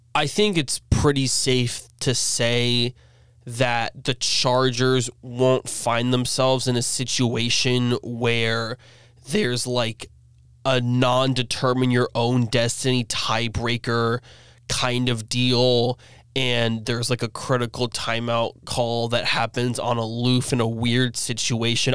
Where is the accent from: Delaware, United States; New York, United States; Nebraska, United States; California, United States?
New York, United States; as a New Yorker